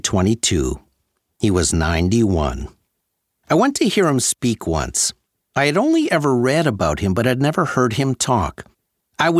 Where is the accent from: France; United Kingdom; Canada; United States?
Canada; Sudbury, Ontario; my hometown of Sudbury, Ontario.